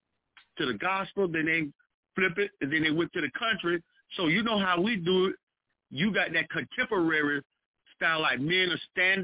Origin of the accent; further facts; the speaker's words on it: Augusta, Georgia, United States; I'm from Augusta, Georgia